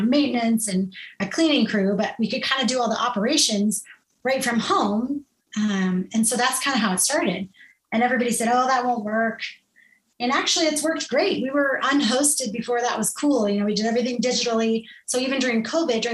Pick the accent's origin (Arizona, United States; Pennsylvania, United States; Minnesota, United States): Arizona, United States; Scottsdale; also born or lived in Los Angeles area, California; I did go to kindergarten in Scottsdale, Arizona